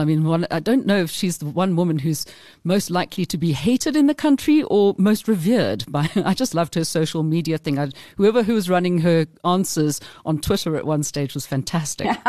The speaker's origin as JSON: {"language": "English", "country": "South Africa", "said": "we came from South Africa."}